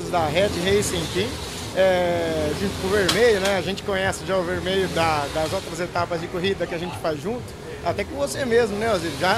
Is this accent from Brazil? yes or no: no; Argentina; Portuguese is a second language; O pessoal do Brasil não vai achar que eu sou argentino não, mas sou argentino, é, tá? Só que a gente tem a metade da família no Brasil, então nascido na Argentina.